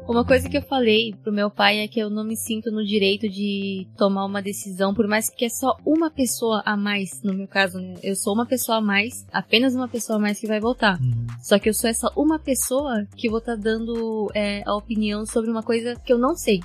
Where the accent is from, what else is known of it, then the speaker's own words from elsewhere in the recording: Japan; also born or lived in Brazil; como fui criada aqui no Japão, né? Desde pequena